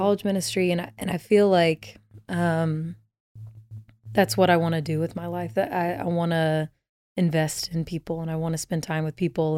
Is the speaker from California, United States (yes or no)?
no; Dallas, Texas, United States; I grew up in Dallas, Texas